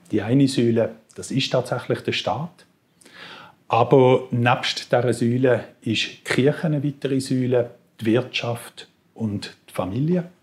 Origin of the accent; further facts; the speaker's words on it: Basel area, Switzerland; Ich komme aus der Gegend von Basel. Dort bin ich aufgewachsen, Dort habe ich äh, meine obligatorische Schulzeit auch verbracht